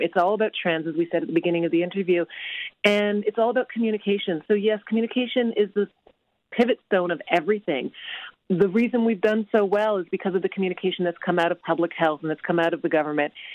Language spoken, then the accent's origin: English; Canada; being Canadian